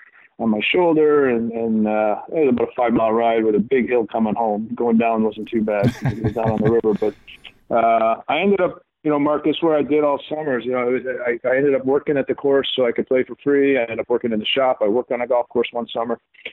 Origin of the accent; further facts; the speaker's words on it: Ottawa, Ontario, Canada; also born or lived in London, Ontario; I was, you know, born and raised in Ottawa until we moved to London, Ontario, in Canada when I was 12.